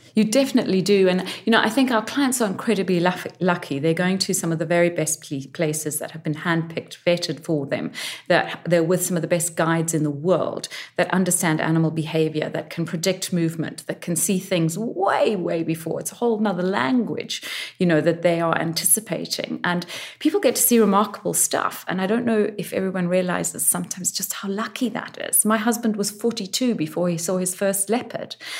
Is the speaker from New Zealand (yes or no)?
no; Zimbabwe; moved away; also born or lived in New York / South Africa; My home country, Zimbabwe